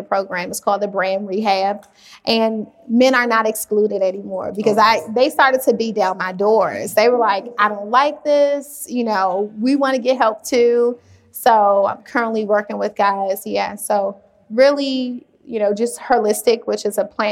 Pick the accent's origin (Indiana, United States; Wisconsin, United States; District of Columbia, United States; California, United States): District of Columbia, United States; Washington; I grew up in Washington, D.C.